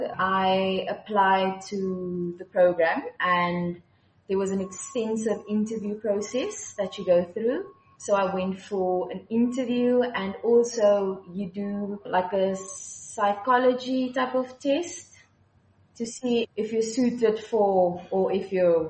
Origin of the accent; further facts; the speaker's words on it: Malmesbury, Western Cape, South Africa; I grew up in Malmesbury in the Swartland, so surrounded by vineyards my whole life